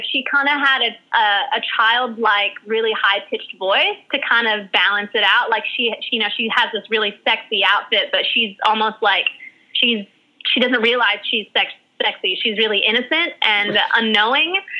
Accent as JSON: {"language": "English", "region": "Hawaii", "country": "United States", "tie": "born there", "moved": "yes", "lives_now": "New York, United States", "said": "… was the name that was given to me when I was born in Hawaii. It's a Hawaiian name, and it means heavenly eyes. And um, my aunt named me that. Um, and yeah, so that when I moved to New York"}